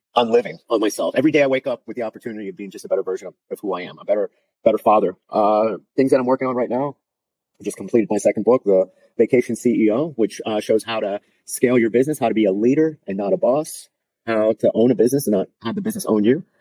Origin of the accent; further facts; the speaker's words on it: South Florida, United States; I'm from South Florida